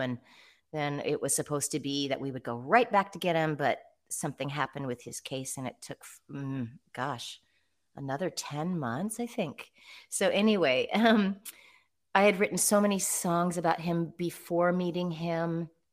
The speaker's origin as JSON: {"language": "English", "town": "Eugene", "region": "Oregon", "country": "United States", "tie": "born or raised there", "said": "my hometown of Eugene, Oregon"}